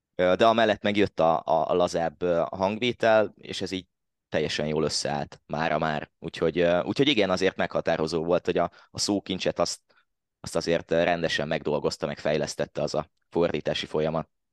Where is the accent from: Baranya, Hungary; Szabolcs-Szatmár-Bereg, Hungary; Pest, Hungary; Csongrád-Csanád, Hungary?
Csongrád-Csanád, Hungary; Hódmezővásárhely; én eredetileg hódmezővásárhelyi vagyok. Most is ott élek